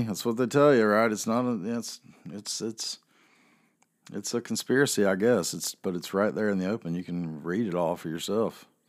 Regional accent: the South, United States; also born or lived in North Carolina; I am a Southerner

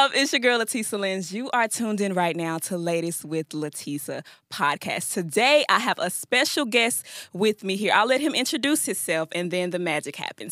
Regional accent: Memphis, Tennessee, United States; now in Nashville, United States; I'm from Memphis. Okay. So my transition from Memphis to Nashville was a little rocky.

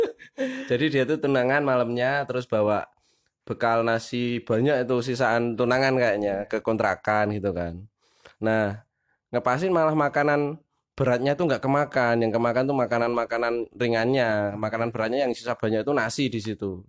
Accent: Magelang, Central Java, Indonesia; asal dari Magelang

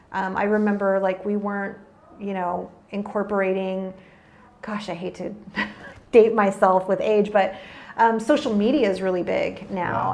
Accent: San Antonio and Austin area, Texas, United States; moved away as an adult; now in California, United States; I was born and raised in Texas and grew up around the San Antonio and Austin area

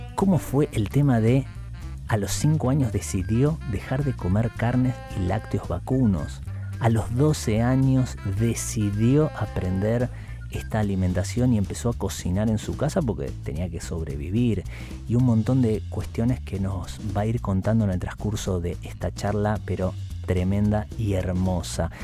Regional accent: Temperley, Buenos Aires Province, Argentina; also born or lived in Burzaco; now in Buenos Aires, Argentina; yo ahora no vivo en Zona Sur, pero nací en Temperley

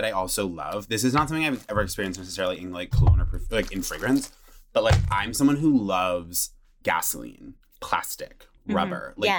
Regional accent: Vermont, United States; I grew up in Vermont.

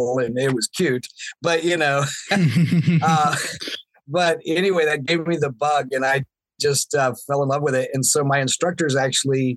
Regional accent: Florida, United States; now in Seattle, United States; I grew up in Florida where I didn't get to play in snow as a kid

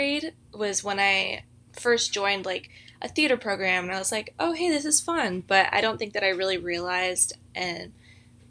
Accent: Mission Viejo, California, United States; So I'm from Mission Viejo, California. That's in Orange County, so not too far away from Azusa Pacific.

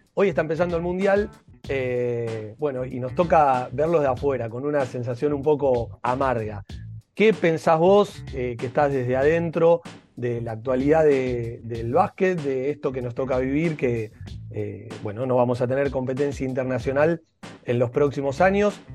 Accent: Argentina; como argentinos

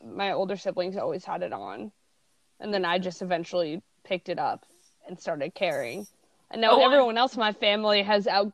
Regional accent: Southern California, United States; moved away; also born or lived in East Coast; I grew up in Southern California in the early 2000s. So I spent a lot of time at PacSun and then moved to the East Coast.

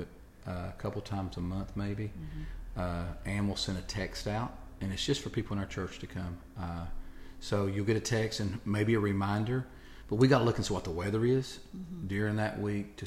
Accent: Kentucky, United States; I'm from Kentucky

